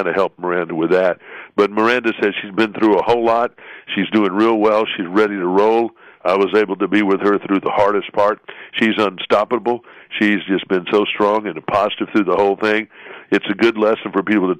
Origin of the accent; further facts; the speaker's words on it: Montgomery, Alabama, United States; I am from Montgomery, Alabama, the home of sweet tea